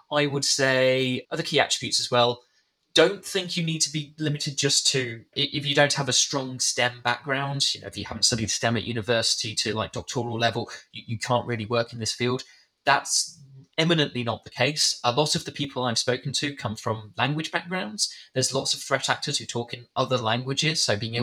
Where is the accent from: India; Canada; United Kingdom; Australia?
United Kingdom; I was British